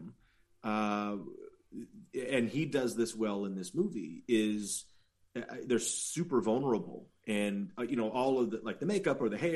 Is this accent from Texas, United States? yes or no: no; the Valley, California, United States; I'm from the Valley